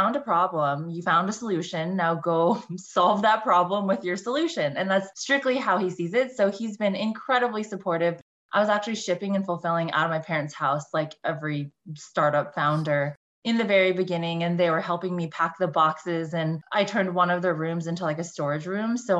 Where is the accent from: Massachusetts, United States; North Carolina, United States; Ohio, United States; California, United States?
California, United States; Bay Area; I grew up in the Bay Area, went to a super cutthroat high school